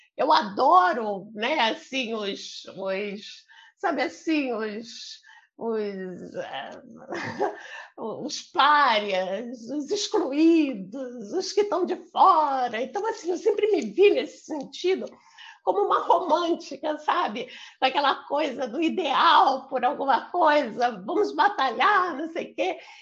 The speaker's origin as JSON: {"language": "Portuguese", "region": "Rio de Janeiro", "country": "Brazil", "tie": "born or raised there", "also_born_or_lived": "São Paulo / Paraná", "moved": "as an adult", "said": "Eu sou do Rio de Janeiro. Eu nasci aqui no Rio. É, eu morei a maior parte da minha vida aqui"}